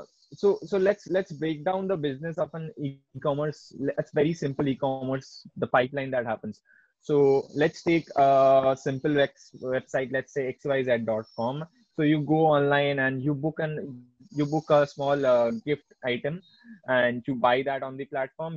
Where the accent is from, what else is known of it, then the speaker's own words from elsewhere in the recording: Kolkata, West Bengal, India; now in Bangalore, India; I'm from Kolkata